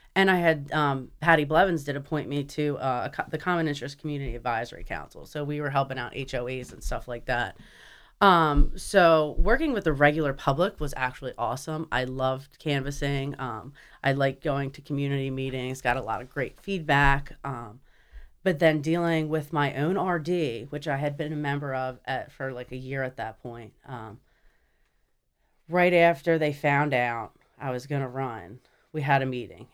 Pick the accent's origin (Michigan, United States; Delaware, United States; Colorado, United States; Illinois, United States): Delaware, United States; Wilmington; also born or lived in Newport, Delaware; I'm from here, born and raised in Delaware, um, Wilmington General